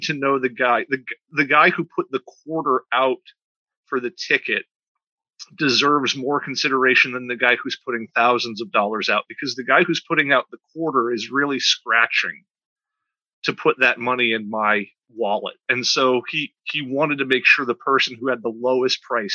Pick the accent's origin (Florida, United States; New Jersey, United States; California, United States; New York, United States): Florida, United States; Tampa; moved away as an adult; I grew up in the Tampa Bay area in the 70s and 80s and into the early 90s